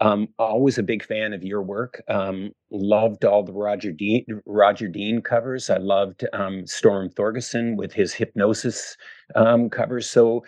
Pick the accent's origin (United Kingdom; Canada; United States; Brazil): Canada; as a kid growing up in Canada and loving Canadian music